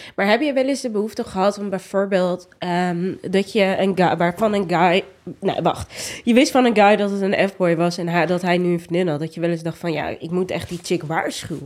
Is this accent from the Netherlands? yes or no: yes; Rotterdam, South Holland, Netherlands; Ik kom ook niet uit Amsterdam, maar wel uit Rotterdam